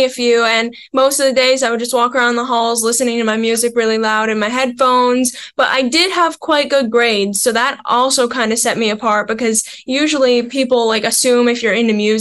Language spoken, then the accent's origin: English; Pembroke, Ontario, Canada; I'm from a small town called Pembroke, which is about an hour and a half north of Ottawa.